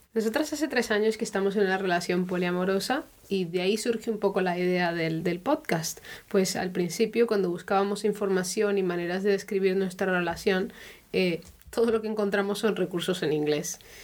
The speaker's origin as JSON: {"language": "Spanish", "country": "Colombia", "moved": "yes", "lives_now": "Germany", "said": "soy de Colombia, pero vivo ya hace algunos años en Alemania"}